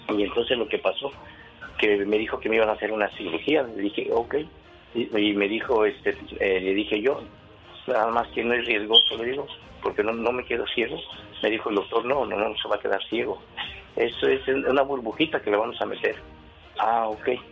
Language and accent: Spanish; San Juan del Río, Querétaro, Mexico; moved away; De Querétaro, de San Juan del Río Querétaro